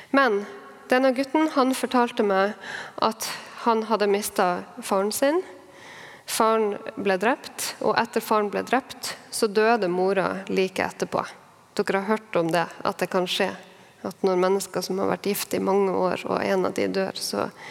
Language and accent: Norwegian; Harstad, Troms, Norway; nå bor i min hjemby, Harstad